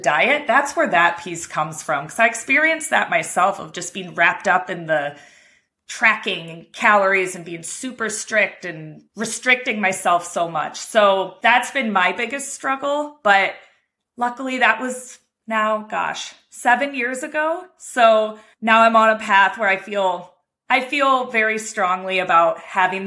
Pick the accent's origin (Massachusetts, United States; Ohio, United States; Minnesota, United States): Ohio, United States; Cleveland; I'm from Cleveland, Ohio